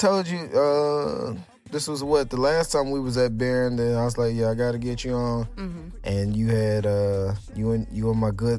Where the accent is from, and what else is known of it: Houston, Texas, United States